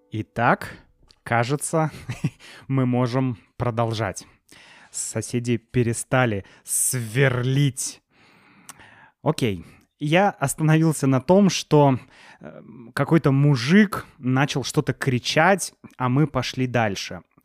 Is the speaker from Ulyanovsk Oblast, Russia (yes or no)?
no; Saint Petersburg, Russia; мы из Санкт-Петербурга, вот туристы